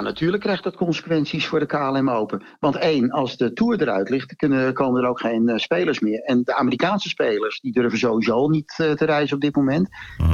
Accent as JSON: {"language": "Dutch", "area": "Het Gooi", "region": "North Holland", "country": "Netherlands", "tie": "born or raised there", "said": "we komen oorspronkelijk uit Gooi vandaan"}